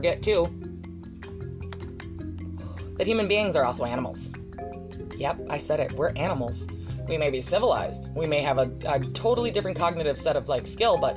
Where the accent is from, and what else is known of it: United States